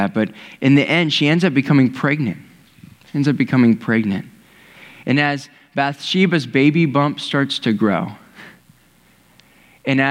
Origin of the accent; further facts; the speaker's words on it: Ohio, United States; I've lived in Ohio my whole life.